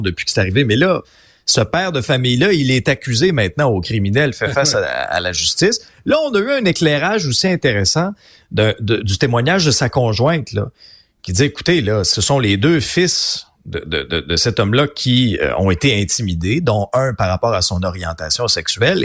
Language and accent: French; Abitibi, Quebec, Canada; je viens d'une région, là, je viens de l'Abitibi, une région où il y a beaucoup de chasseurs